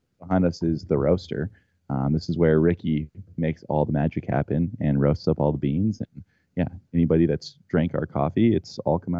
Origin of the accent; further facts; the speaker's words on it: Johnstown, Colorado, United States; the skate park I grew up riding is in Johnstown, Colorado